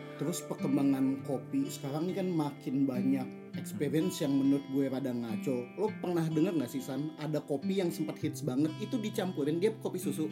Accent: West Sumatra, Indonesia; now in Jakarta, Indonesia; kampung gue, lu pernah denger Kawadaun nggak?

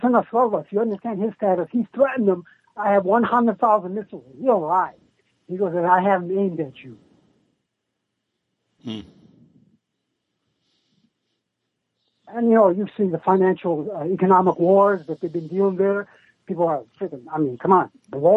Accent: Detroit, Michigan, United States; from Detroit

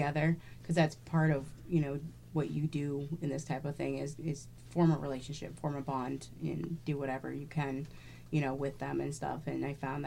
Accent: Portland, Oregon, United States; growing up in Portland

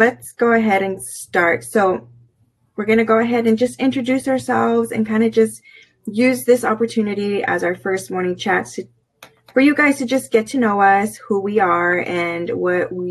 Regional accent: California, United States; moved away as an adult; now in Virginia, United States; we are originally from California, born and raised

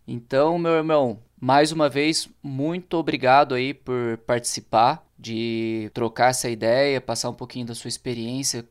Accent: interior of São Paulo, Brazil; moved away as an adult; Eu sou paulista, né, cara? na verdade do interior de São Paulo, e tô aqui fazem 10 anos.

